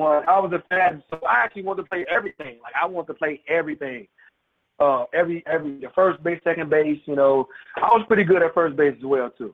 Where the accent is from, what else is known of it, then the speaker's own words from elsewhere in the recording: Chicago, Illinois, United States; moved away as an adult; I'm from Chicago, born and raised